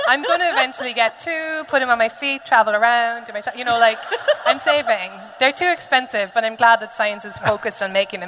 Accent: Ireland; As an Irish patriot

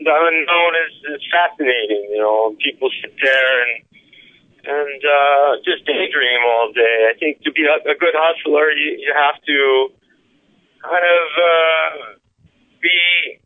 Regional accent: New York City, New York, United States; I grew up in New York City

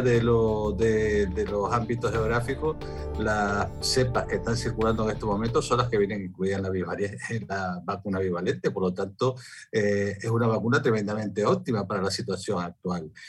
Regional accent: Spain; en mi país, en España

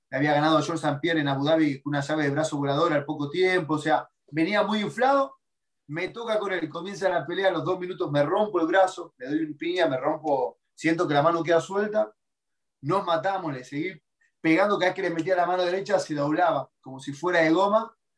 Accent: Argentina; moved away as an adult; also born or lived in Brazil; nunca pasé hambre en Argentina. Yo vengo una clase social media

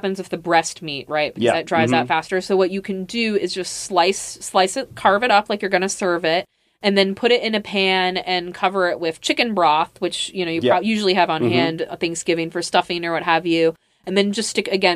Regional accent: Midwest, United States; I'm from the Midwest

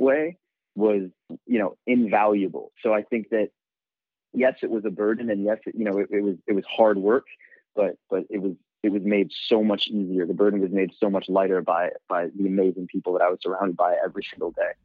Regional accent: New York City, New York, United States; I'm born and raised in New York. I grew up in in Bed-Stuy in Brooklyn.

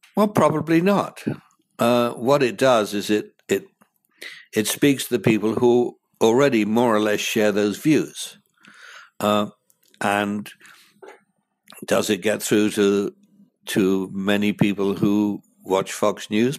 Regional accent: United Kingdom; moved away as an adult; now in United States; as a Brit coming here

